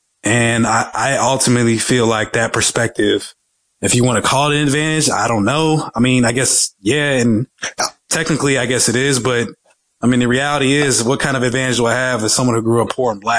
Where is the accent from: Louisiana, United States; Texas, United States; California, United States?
Texas, United States; Dallas; but I grew up in Section 8 in Dallas. I didn't grow up for much.